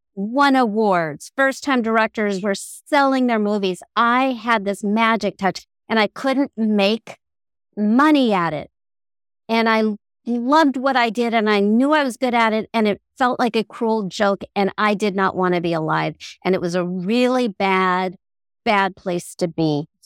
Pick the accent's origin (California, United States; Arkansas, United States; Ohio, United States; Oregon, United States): California, United States; Southern; I'm from Southern California